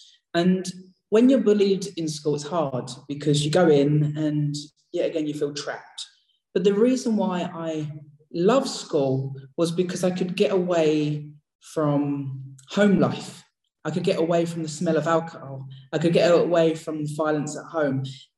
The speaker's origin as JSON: {"language": "English", "region": "East of England", "country": "United Kingdom", "tie": "born or raised there", "said": "I grew up in Essex. I'm losing the accent. I've still got it slightly. And I grew up in a council estate"}